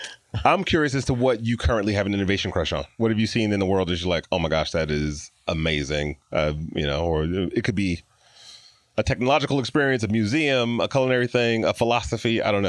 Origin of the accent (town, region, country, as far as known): Detroit, Michigan, United States; born or raised there